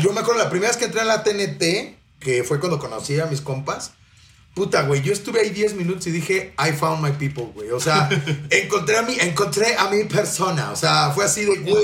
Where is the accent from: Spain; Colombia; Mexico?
Mexico; Mexico City; yo soy de la Ciudad de México